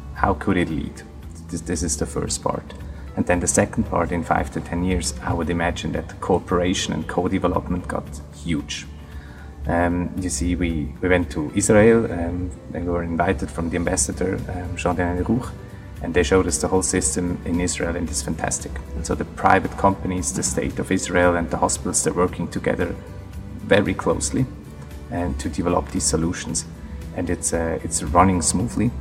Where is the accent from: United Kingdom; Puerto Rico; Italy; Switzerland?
Switzerland; near Zurich; I am from Zurich. I grew up yeah, next to Zurich, right half an hour outside of Zurich